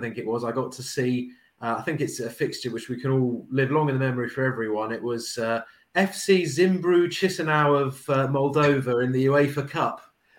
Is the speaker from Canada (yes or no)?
no; Bournemouth, South West England, United Kingdom; I'm from Bournemouth. Bournemouth should be my team